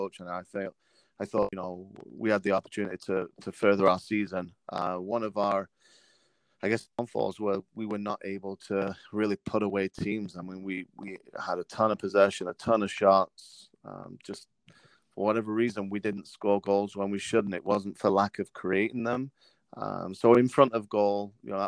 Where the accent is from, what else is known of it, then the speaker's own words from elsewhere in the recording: England, United Kingdom; moved away as an adult; now in United States; growing up in England